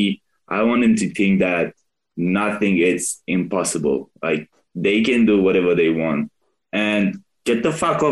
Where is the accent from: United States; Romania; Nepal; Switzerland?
Romania; born or raised there; moved away as an adult